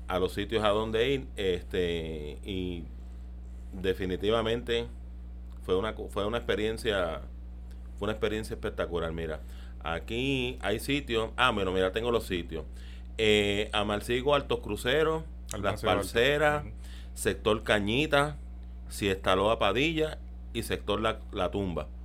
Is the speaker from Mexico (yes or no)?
no; Carolina, Puerto Rico; also born or lived in Las Monjas, San Juan; nací en Las Monjas, pero me crié allá en, en Carolina